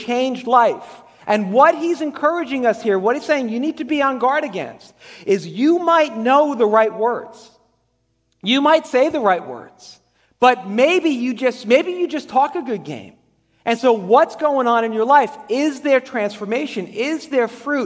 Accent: Dumont, New Jersey, United States; I grew up in Dumont, and I lived right on the border of Dumont and Haworth

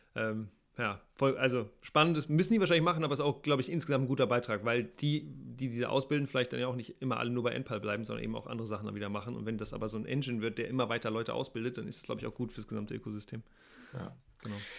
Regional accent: Hamburg, Germany; ich komme aus Hamburg

